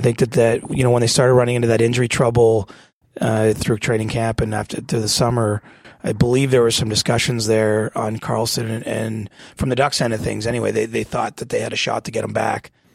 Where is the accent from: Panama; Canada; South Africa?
Canada; Ontario; growing up in Ontario, not in Toronto, but I grew up in a small town